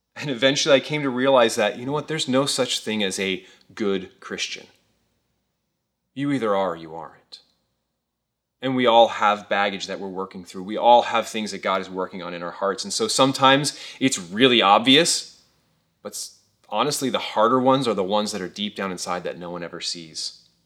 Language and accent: English; Thousand Oaks, California, United States; I grew up here in the Caneo Valley. I've lived here for over thirty years